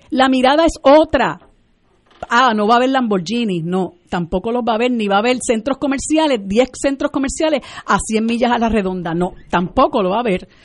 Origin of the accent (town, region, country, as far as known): Puerto Rico